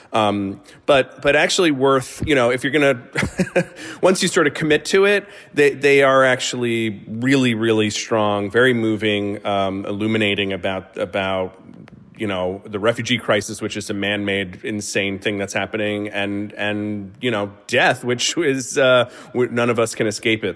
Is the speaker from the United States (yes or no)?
yes; United States; as an American